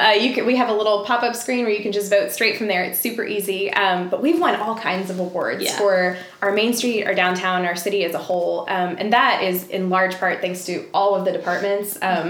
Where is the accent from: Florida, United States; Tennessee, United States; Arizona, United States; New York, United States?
Florida, United States; Tallahassee; Originally, I'm from Tallahassee, but I've traveled a lot and lived in a lot of different places.